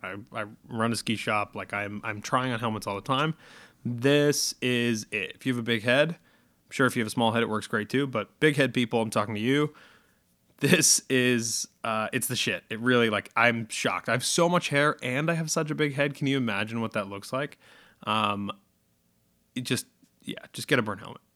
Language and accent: English; Massachusetts, United States; they are based in Massachusetts, which is, uh, my home state